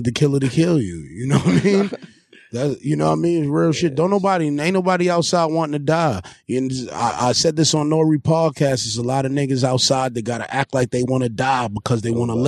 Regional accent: New York City, New York, United States; I'm from East New York

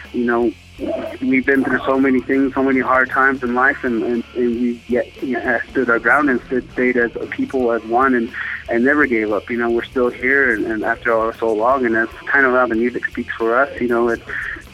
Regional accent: United States; We're from the Navajo Nation

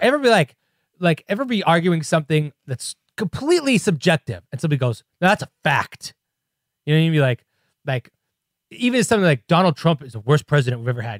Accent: Chicago, Illinois, United States; I'm from Chicago

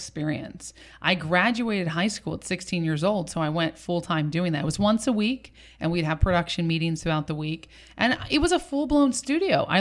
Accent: Southern California, United States; also born or lived in Orange County / New York; I was born in Orange County and then I was raised in Southern California, but I was also in New York at a young age, at 10 years old

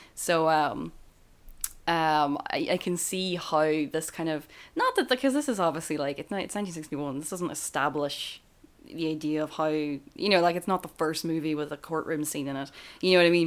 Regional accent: Ireland; as Irish people

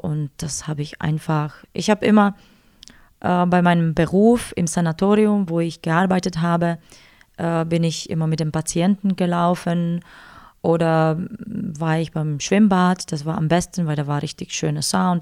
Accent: Ostrava, Moravian-Silesian Region, Czechia; born or raised there; German is a second language; moved away as an adult; now in Füssen, Germany

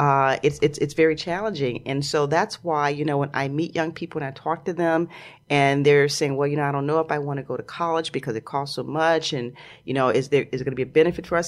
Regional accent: Chicago, Illinois, United States; moved away; also born or lived in New York / Los Angeles; I grew up in Chicago, and all my family's in Chicago

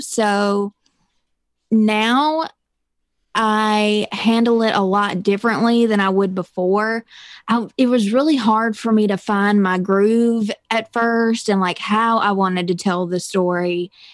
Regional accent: Mississippi, United States; I am from a little bitty town in Mississippi

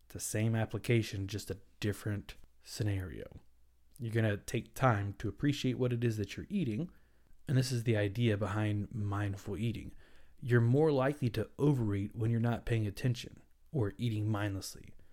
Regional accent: the South, United States; I'm from the South

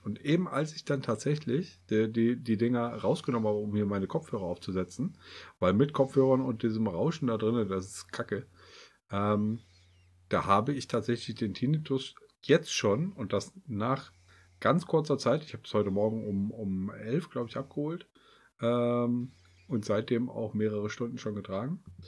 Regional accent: Kassel, Hesse, Germany; wir kommen aus, aus Kassel

